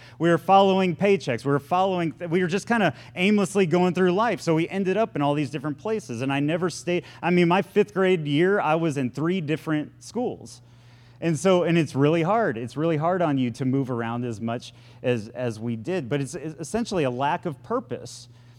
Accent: Florida, United States; born there; also born or lived in Texas / Wisconsin / Point Comfort, Texas; I moved a lot whenever I was a kid. And I mean, I was born in Florida. We moved to Texas.

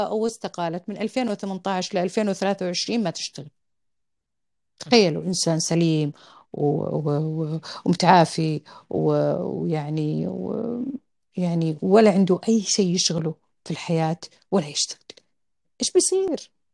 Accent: Al-Qassim, Saudi Arabia; أنا من القصيم وأعرف إيش كانت البيئة في القصيم

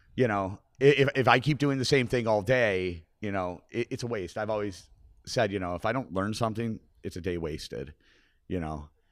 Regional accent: Buffalo, New York, United States; I grew up on McKinley and Kennefic

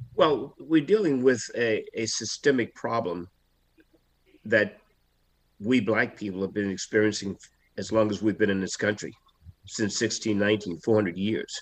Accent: Selma, Alabama, United States; I grew up in Selma, Alabama

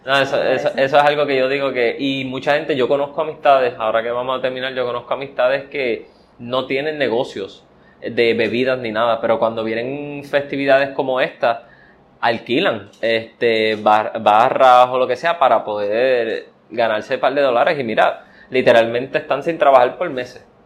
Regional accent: Puerto Rico; soy puertorriqueño

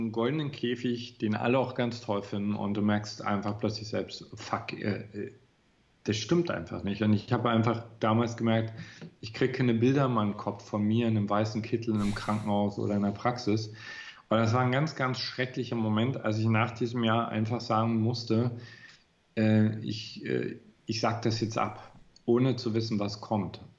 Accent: Görlitz, Saxony, Germany; Ja, in Görlitz. das ist eine ganz relativ kleine Provinzstadt, mittlerweile die östlichste Stadt. Also die liegt an der polnischen Grenze.

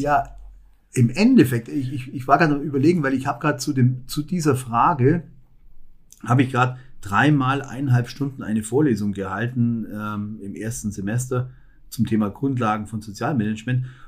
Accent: Allgäu, Bavaria, Germany; moved away as an adult; also born or lived in Augsburg; now in Nordhausen, Germany; für mich als Allgäuer

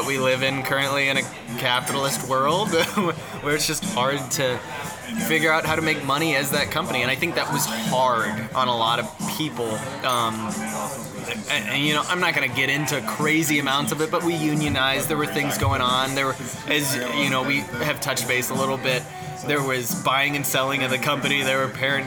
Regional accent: Kansas City, Missouri, United States; moved away as an adult; also born or lived in Columbia, Missouri; now in Chicago, United States; growing up in Kansas City with a mom who's very Polish

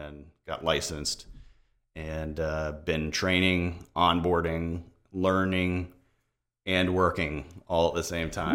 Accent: Tampa, Florida, United States; I'm actually a Tampa native, uh, seventh generation Floridian

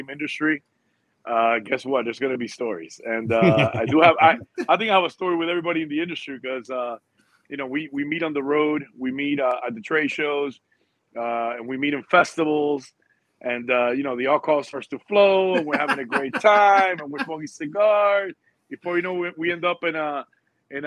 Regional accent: Havana, Cuba; also born or lived in Miami, Florida / Union City, New Jersey; now in Coral Springs, United States; I was born in Havana, Cuba. Been in this country for 42 years.

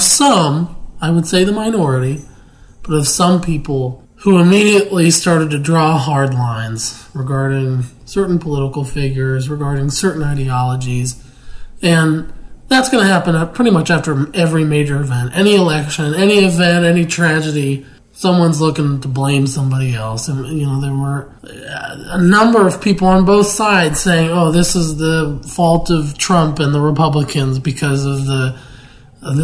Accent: Pittsburgh, Pennsylvania, United States; moved away; my hometown of Pittsburgh, Pennsylvania

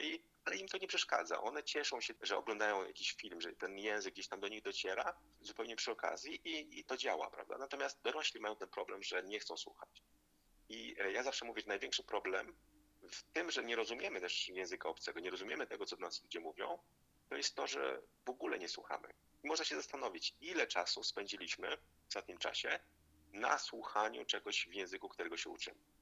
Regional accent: Zielonka, Masovian Voivodeship, Poland; urodziłem się i pochodzę z Zielonki, to jest ma miejscowość pod Warszawą

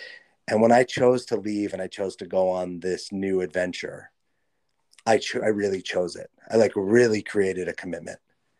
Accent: Los Angeles, California, United States; I grew up in Los Angeles.

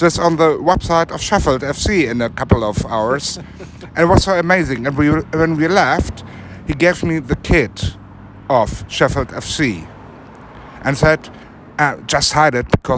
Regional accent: Germany; I come all the way from Germany

